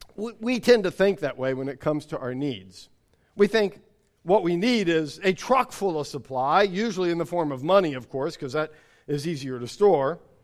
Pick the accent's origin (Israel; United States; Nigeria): United States; as an American, as being raised in the era that I was raised